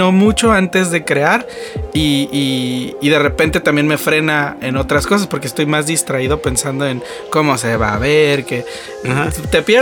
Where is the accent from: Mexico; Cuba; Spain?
Mexico; Sí, pues el orgullo mexicano, ¿no? Siempre nos gusta este como que levantar el, nombre de México de alguna manera